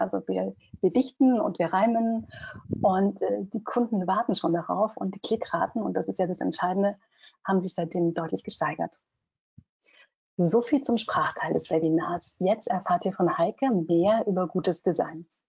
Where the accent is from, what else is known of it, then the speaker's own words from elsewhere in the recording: Germany; für mich als Deutsche